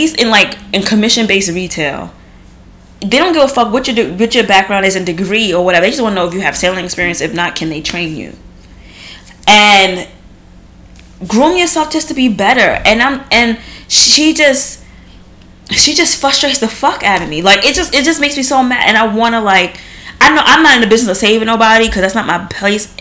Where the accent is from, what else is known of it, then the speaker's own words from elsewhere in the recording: New York, United States; I'm from New York too, and I don't speak like